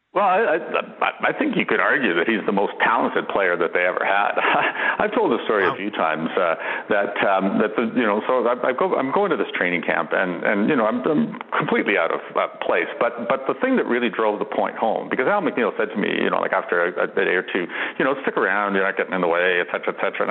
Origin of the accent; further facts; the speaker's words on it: Toronto, Ontario, Canada; now in Calgary, Canada; I grew up in Toronto